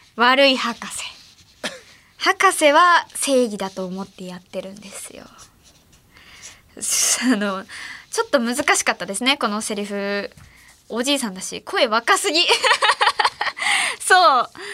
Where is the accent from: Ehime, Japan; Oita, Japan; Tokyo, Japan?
Ehime, Japan; 私の地元の愛媛では七夕ゼリーが出てた